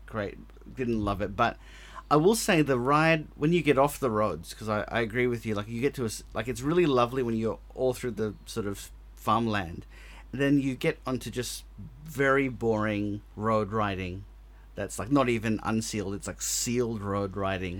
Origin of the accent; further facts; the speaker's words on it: Australia; accent: very Australian; my very Australian accent